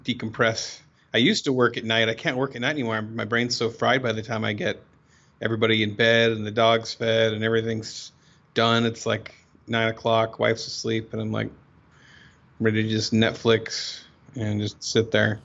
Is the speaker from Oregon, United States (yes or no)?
yes; Oregon, United States; I'm from Oregon.